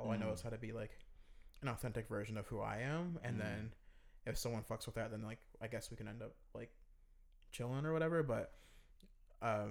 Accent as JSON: {"language": "English", "town": "Fayetteville", "region": "North Carolina", "country": "United States", "tie": "born or raised there", "also_born_or_lived": "Raleigh, North Carolina / New Orleans", "moved": "as an adult", "said": "I'm born and raised in Fayetteville, North Carolina"}